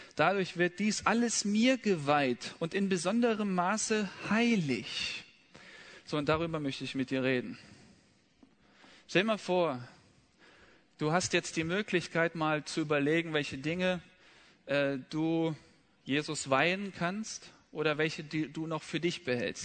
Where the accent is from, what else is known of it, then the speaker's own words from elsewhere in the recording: Rhineland, Germany; im Rheinland, wo ich aufgewachsen bin